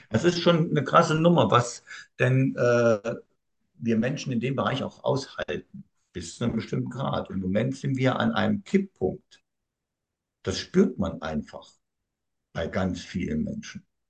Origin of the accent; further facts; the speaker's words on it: Thuringia, Germany; Ich bin nun mal Thüringer, also jetzt wisst ihr auch, wo ich herkomme.